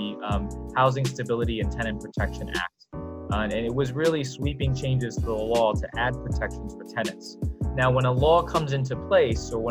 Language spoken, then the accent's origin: English; New York City, New York, United States; also born or lived in China; I was raised, born in China, came over here when I was 5, and then raised largely in Brooklyn